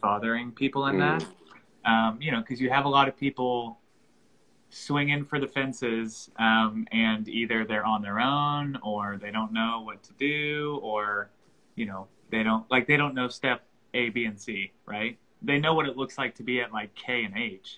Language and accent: English; North Carolina, United States; now in Franklin, United States; I'm originally from North Carolina